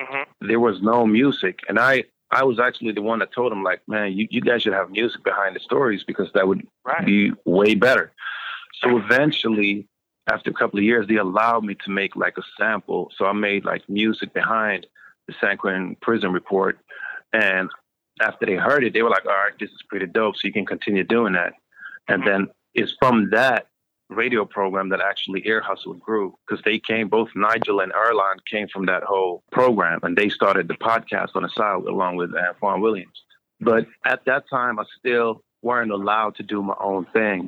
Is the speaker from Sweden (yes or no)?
yes; Sweden; moved away as an adult; also born or lived in United States; I grew up in Sweden